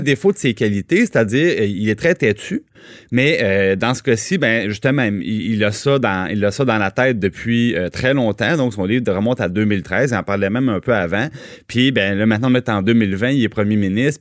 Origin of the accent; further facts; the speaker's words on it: Trois-Rivières, Quebec, Canada; je viens de Trois-Rivières